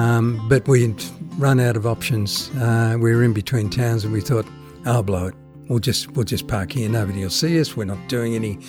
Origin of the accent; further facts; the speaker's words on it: Geelong, Victoria, Australia; also born or lived in Netherlands / Horsham / Melbourne; I grew up in Geelong.